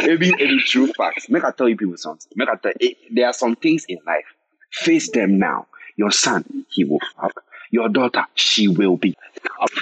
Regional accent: Ghana; I was raised as a Ghanaian child

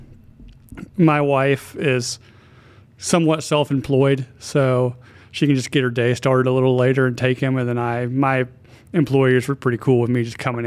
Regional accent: Hendersonville, North Carolina, United States; I'm from Hendersonville

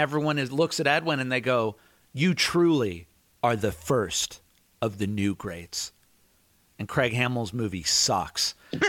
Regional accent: Ireland; I mean, I'm Irish. The way we show love to each other is by making fun of each other.

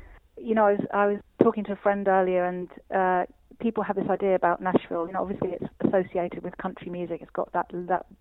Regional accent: London, United Kingdom; also born or lived in Austria; I was born in Austria and I grew up in London.

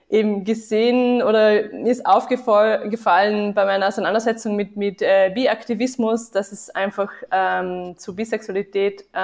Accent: Vienna, Austria; moved away as an adult; now in Tübingen, Germany; Ja, ich komme auch aus Wien, mhm. genau. Ähm, ich habe auch in Wien studiert.

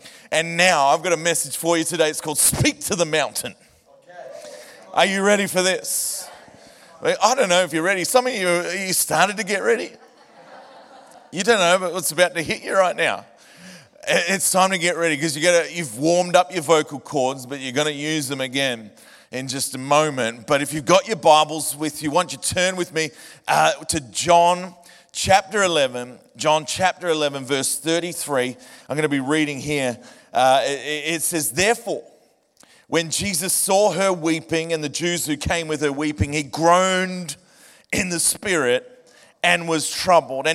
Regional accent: Point Cook, Victoria, Australia; Faith Life Church in Point Cook, my hometown

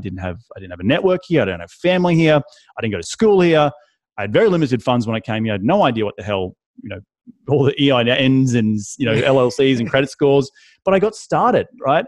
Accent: Australia; moved away as an adult; also born or lived in London, United Kingdom; now in United States; I'm from Australia.

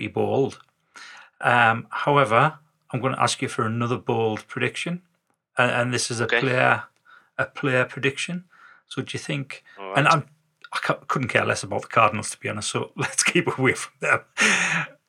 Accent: the north of England, United Kingdom; we were northerners

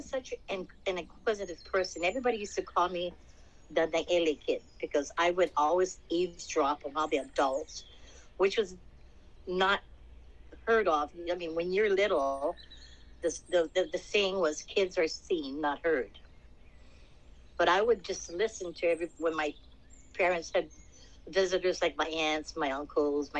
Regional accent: Honolulu, Hawaii, United States; moved away as an adult; also born or lived in California / Las Vegas; I was born and raised in Palolo Valley, Hawaii.

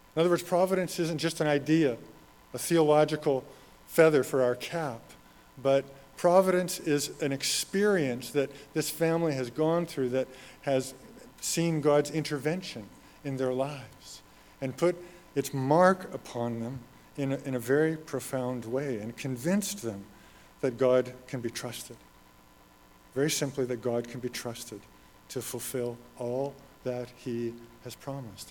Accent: Red Deer, Alberta, Canada; moved away; I'm from Red Deer. That's home for me

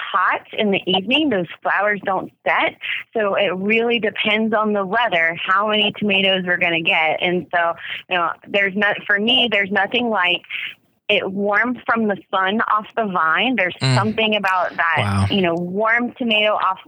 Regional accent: Gonzales, Louisiana, United States; now in New Orleans, United States; born here in New Orleans, grew up in Gonzales, and then came back to New Orleans

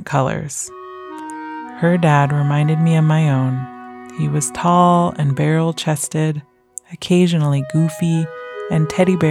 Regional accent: North Carolina, United States; my home state

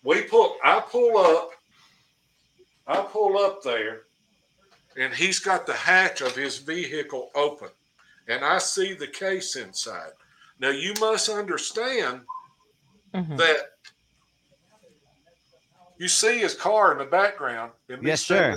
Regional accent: Cookeville, Tennessee, United States; in my hometown

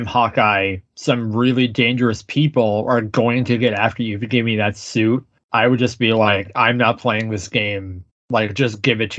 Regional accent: Canada; as a Canadian

